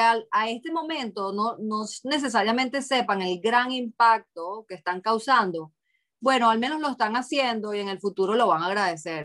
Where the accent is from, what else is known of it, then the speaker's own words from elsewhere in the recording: Venezuela; now in Boston, United States; fui criada en Venezuela y mi familia adoptó mucho esa cultura